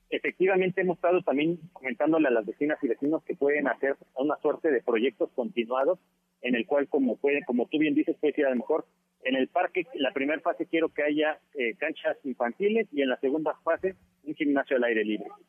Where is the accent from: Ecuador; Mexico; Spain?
Mexico; como buenas mexicanas y buenos mexicanos que somos